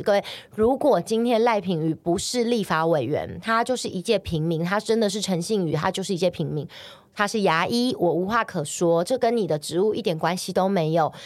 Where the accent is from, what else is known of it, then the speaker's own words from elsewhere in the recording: Taiwan; 我是一个台湾人，这里是我出生，我土生土长的地方，包括我现在也在这生活